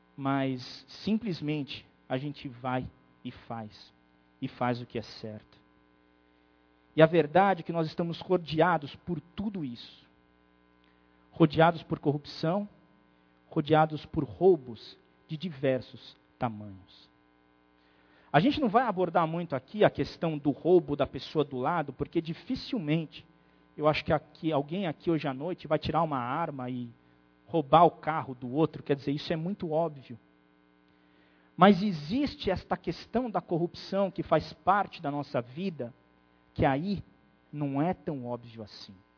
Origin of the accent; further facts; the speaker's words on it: Brazil; nós brasileiros